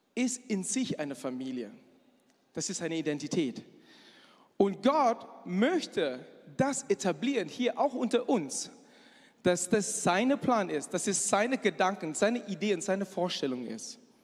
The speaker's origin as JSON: {"language": "German", "country": "Malaysia", "second_language": "German", "moved": "as an adult", "lives_now": "Germany", "said": "Ich komme aus Malaysia, aber ich sehe sehr chinesisch aus, denn ich bin Chinese"}